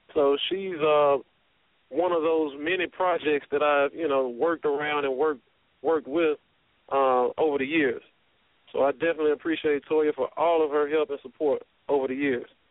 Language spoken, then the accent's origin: English; Memphis, Tennessee, United States; moved away; Born and raised in Memphis, Tennessee